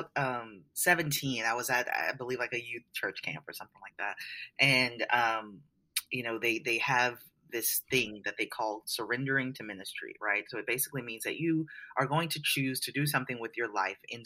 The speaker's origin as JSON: {"language": "English", "town": "New Orleans", "region": "Louisiana", "country": "United States", "tie": "born or raised there", "said": "I was raised in New Orleans, Louisiana"}